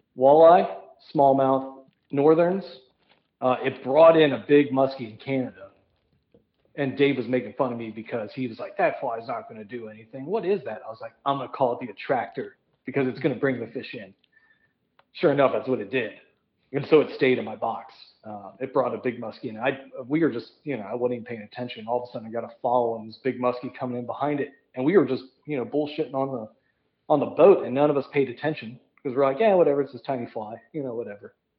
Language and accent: English; Midwest, United States; I'm from the Midwest